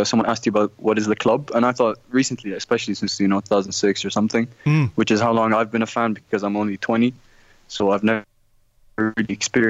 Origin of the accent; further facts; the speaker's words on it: Jordan; I'm from Jordan.